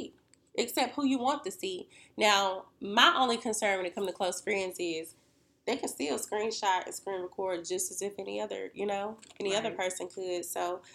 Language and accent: English; Winston-Salem, North Carolina, United States; We're from Winston-Salem, North Carolina